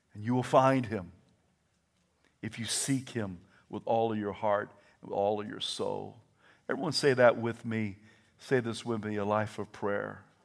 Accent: the South, Southern United States, United States; accent: Southern; My first language is Southern

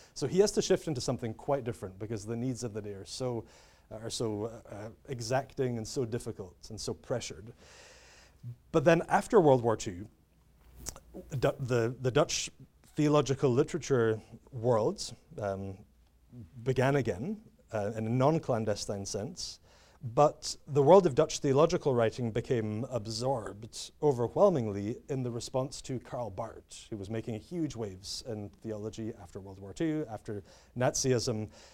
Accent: United Kingdom; I'm British, uh, as you can tell

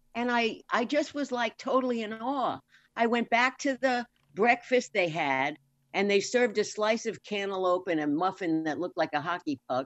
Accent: New York, United States; moved away; also born or lived in Florida / California; I'm born and raised in New York, lived in Florida, moved to California

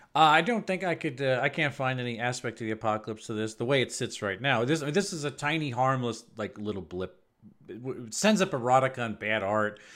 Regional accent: United States

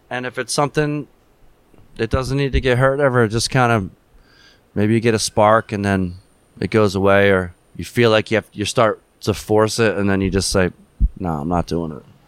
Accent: Philadelphia, Pennsylvania, United States; growing up in Philadelphia

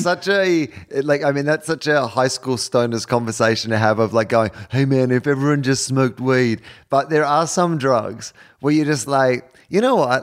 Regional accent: Australia; being Australian

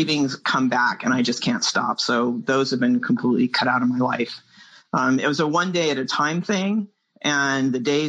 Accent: San Francisco Bay Area, California, United States; I'm from the San Francisco Bay Area

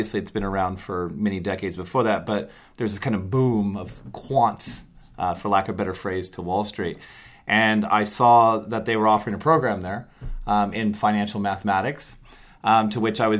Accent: Bakersfield, California, United States; moved away as an adult; I grew up in the Central California, grew up in Bakersfield

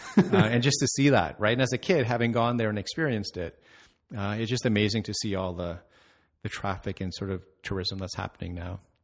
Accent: Mississauga, Ontario, Canada; also born or lived in Toronto, Canada; I grew up in Mississauga

